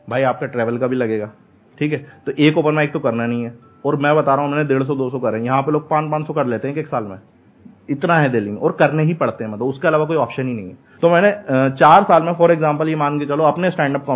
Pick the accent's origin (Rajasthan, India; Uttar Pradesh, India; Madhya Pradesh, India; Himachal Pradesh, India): Madhya Pradesh, India; Bhopal; मैं भोपाल से हूँ तो मैं खराब कर रहा हूँ